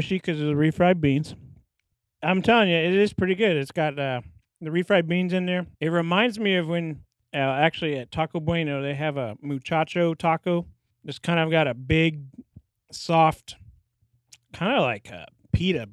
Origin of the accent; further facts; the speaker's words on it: Kansas City, United States; all from Kansas City